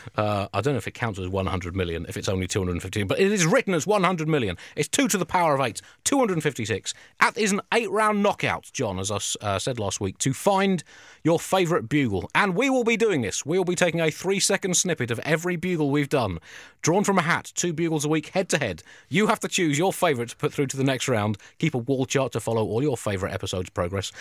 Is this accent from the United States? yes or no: no; South East England, United Kingdom; growing up and being a middle-class English person from the southeast